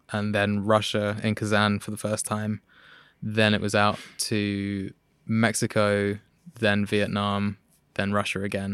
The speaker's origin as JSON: {"language": "English", "region": "London", "country": "United Kingdom", "tie": "born or raised there", "said": "London, southwest."}